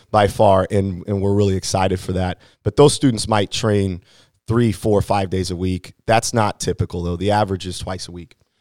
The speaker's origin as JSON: {"language": "English", "town": "Hannibal", "region": "Missouri", "country": "United States", "tie": "born or raised there", "said": "I grew up in Hannibal, Missouri, and so I'm, I, I like to say that I'm locally grown"}